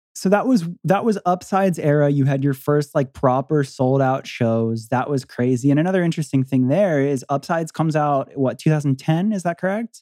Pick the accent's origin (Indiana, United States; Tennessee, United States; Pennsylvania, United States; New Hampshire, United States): Pennsylvania, United States; Philadelphia; We're we're from Philly and we're in Detroit